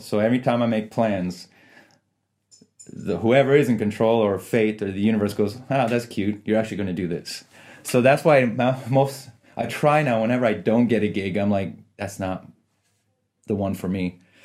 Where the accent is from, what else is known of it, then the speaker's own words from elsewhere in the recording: Canada; also born or lived in Iran / Italy; So I was born in Iran, and then during the revolution, we escaped to Italy. But I was probably months, three, four months old when we got to Italy. And then I was there till two, just over two years. And then we took refuge in Canada.